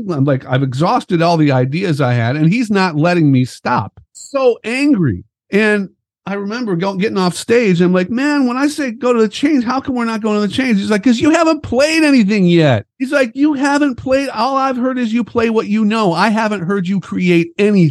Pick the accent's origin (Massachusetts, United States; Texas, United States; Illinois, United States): Illinois, United States; Chicago; growing up as a musician in Chicago